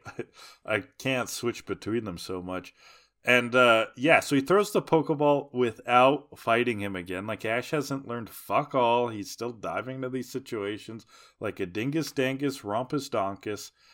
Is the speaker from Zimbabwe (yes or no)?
no; Canada; as a Canadian